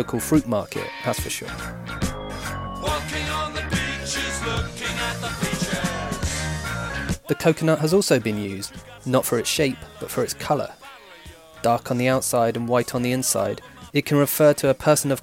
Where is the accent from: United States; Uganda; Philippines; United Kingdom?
United Kingdom; my home country, Britain